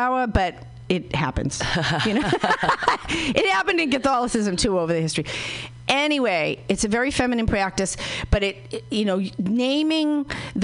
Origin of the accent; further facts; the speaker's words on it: Boston, Massachusetts, United States; I'm from Boston, and we don't talk about stuff like